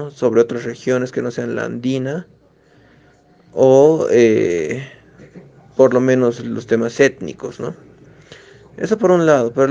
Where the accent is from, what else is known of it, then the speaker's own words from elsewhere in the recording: La Paz, Bolivia; soy de La Paz, soy paseño.